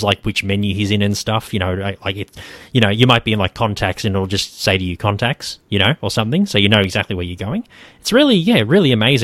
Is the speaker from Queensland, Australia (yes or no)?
yes; Queensland, Australia; now in Melbourne, Australia; I'm from Queensland originally as well